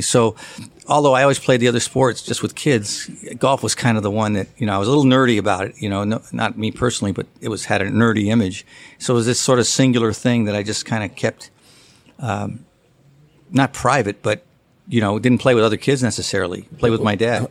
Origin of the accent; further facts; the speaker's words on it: San Francisco, California, United States; I grew up in San Francisco